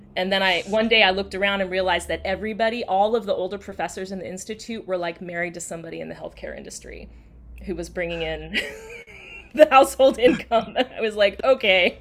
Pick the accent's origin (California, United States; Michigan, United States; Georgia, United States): Georgia, United States; outside of Atlanta; also born or lived in South Carolina; now in Washington, DC, United States; I grew up outside of Atlanta